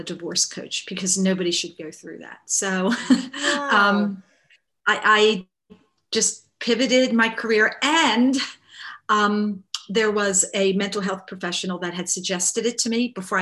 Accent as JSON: {"language": "English", "town": "Baltimore", "region": "Maryland", "country": "United States", "tie": "born or raised there", "said": "I grew up in Baltimore, Maryland, which is in the United States"}